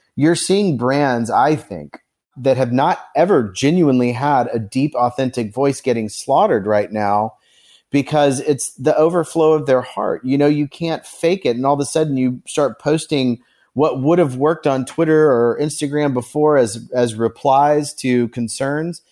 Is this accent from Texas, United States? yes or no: no; Carmel, Indiana, United States; now in Nashville, United States; I grew up in Carmel, Indiana, on the north side of Indianapolis.